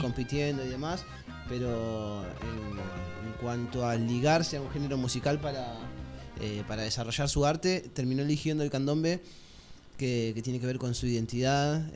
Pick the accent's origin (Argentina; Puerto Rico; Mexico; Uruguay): Argentina; yo soy argentino